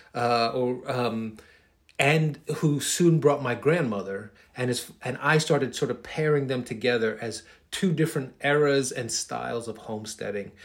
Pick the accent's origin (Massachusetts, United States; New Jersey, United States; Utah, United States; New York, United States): New York, United States; New York City; I'm a kid from Queens.